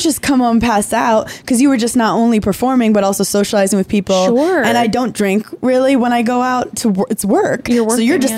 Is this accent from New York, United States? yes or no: yes; New York City, New York, United States; I was like from Brooklyn, like salt of the earth